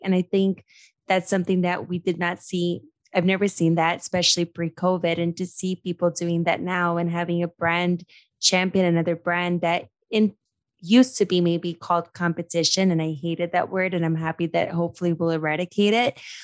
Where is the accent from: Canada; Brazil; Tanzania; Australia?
Brazil; moved away; I was brought up in Brazil